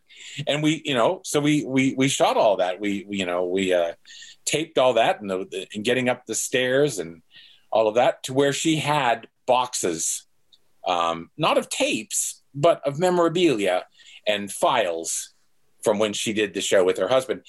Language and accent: English; Pittsburgh, Pennsylvania, United States; moved away as an adult; also born or lived in Chapel Hill, North Carolina / South Carolina; I grew up in Pittsburgh.